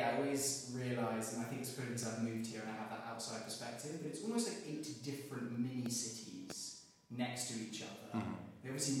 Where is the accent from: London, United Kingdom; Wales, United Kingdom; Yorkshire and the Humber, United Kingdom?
London, United Kingdom; accent: English; moved away as an adult; now in Los Angeles, United States; Similar actually to London, I find, which is where I'm from originally.